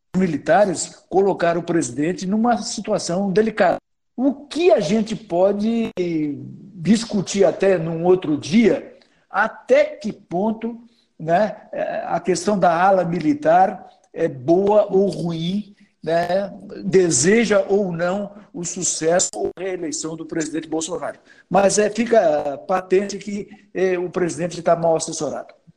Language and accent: Portuguese; Brazil; a gente é brasileiro